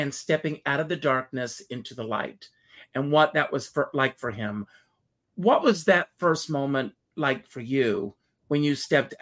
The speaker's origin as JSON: {"language": "English", "region": "South Carolina", "country": "United States", "tie": "born or raised there", "said": "I grew up in South Carolina."}